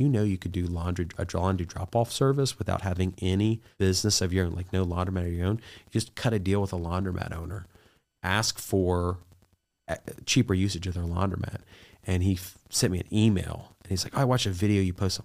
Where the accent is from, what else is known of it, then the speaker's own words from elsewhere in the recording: Southern Ohio, United States; I'm from Southern Ohio, grew up poor